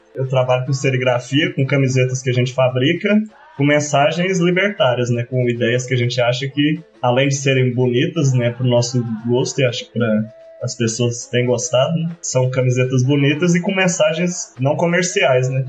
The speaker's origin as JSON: {"language": "Portuguese", "region": "Cerrado", "country": "Brazil", "tie": "born or raised there", "said": "pelo cerrado onde me criei, onde meu pai me apresentou frutos"}